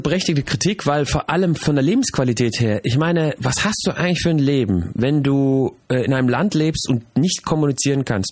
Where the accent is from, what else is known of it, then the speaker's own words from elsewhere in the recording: Germany; moved away as an adult; now in Switzerland; Ich bin die Generation, die aufgewachsen und geboren ist in, in Deutschland